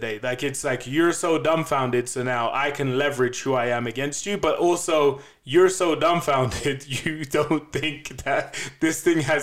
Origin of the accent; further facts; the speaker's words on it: England, United Kingdom; accent: English; now in Denver, United States; I'm black and I'm English, so I've got an accent